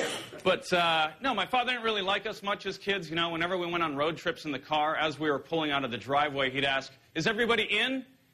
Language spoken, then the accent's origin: English; Ireland; I walked into a bar, and just because I'm Irish, the bartender was like, hey, buddy, can I get you something to drink?